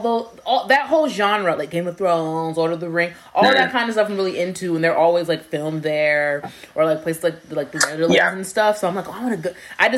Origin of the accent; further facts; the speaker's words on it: New York, United States; as a New Yorker